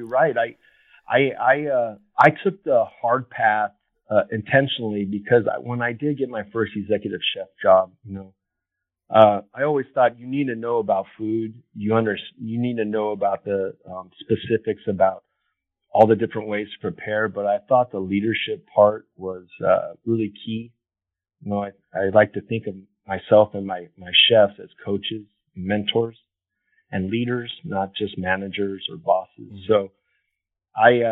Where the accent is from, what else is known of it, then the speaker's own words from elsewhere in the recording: Los Angeles, California, United States; moved away as an adult; also born or lived in Washington, D.C. / Colorado; I grew up here in Los Angeles.